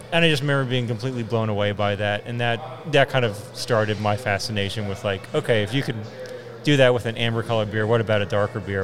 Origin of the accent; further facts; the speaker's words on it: Berwyn, Pennsylvania, United States; I grew up in this general area too. I grew up in Berwyn